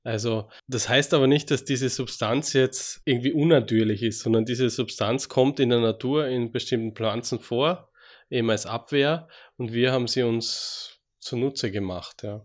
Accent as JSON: {"language": "German", "country": "Austria", "tie": "born or raised there", "also_born_or_lived": "Graz / Switzerland / Würzburg", "accent": "Austrian", "moved": "as an adult", "lives_now": "Freiburg, Germany", "said": "wie Sie vielleicht schon mal hören an meinem Dialekt, ich komme aus Österreich ursprünglich, bin in Österreich geboren"}